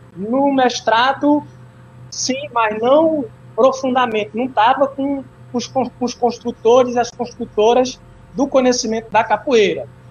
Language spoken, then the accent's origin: Portuguese; Moreilândia, Pernambuco, Brazil; also born or lived in Juazeiro do Norte, Ceará; eu nasci em Juazeiro do, do Norte, Ceará, mas fui criado em Morelândia, Pernambuco